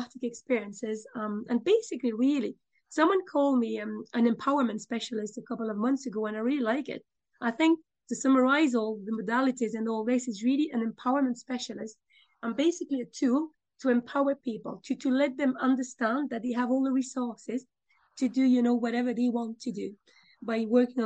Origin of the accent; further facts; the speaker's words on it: France; moved away as an adult; also born or lived in United Kingdom; now in Dublin, Ireland; I'm originally from France.